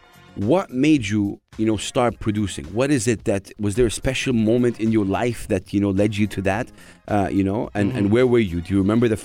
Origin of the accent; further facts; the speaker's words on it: Saudi Arabia; Because I'm from Saudi Arabia.